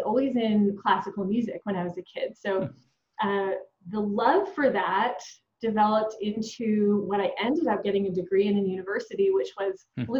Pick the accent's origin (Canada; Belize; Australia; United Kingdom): Canada; Edmonton, Alberta; I'm born and raised in Edmonton, Alberta, Canada